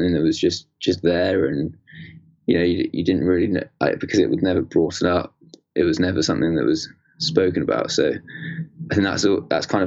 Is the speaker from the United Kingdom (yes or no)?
yes; Bewdley, West Midlands, United Kingdom; also born or lived in Hackney, London; So I was born in Hackney in London, and we only stayed in that area of sort of East London for 2 years. Then we moved up to obviously where kind of you're based now, in Bewdley in Worcestershire